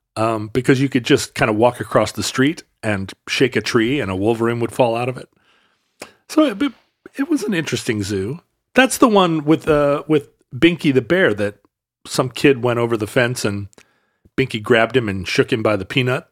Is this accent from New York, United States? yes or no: no; Alaska, United States; I saw that growing up in Alaska a lot.